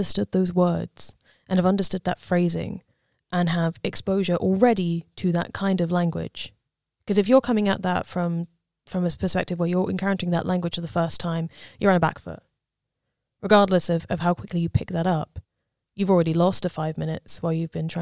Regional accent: Southampton, South East England, United Kingdom; the one that was near me, which was Southampton Uni

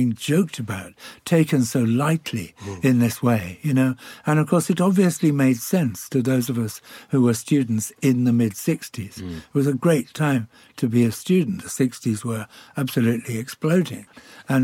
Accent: Birkenhead, North West England, United Kingdom; moved away as an adult; also born or lived in York; I grew up in Birkenhead

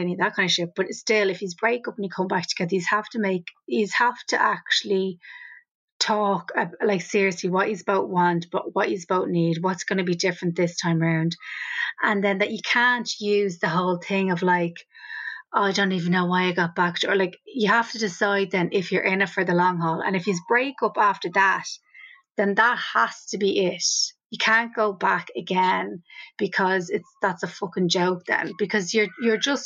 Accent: Ireland; as Irish people

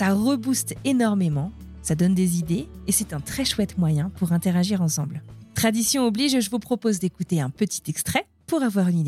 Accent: northern France, France; Moi, je viens

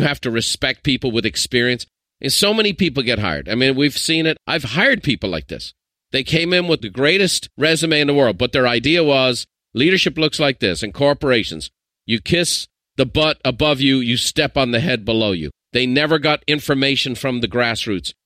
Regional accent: Ireland; I'm an Irishman

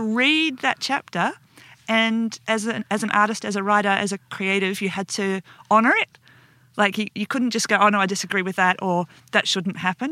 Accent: Perth, Western Australia, Australia; We're both from Perth

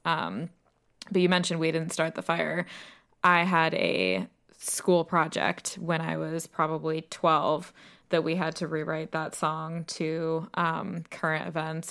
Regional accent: United States; moved away as an adult; now in United Kingdom; as an American, I grew up

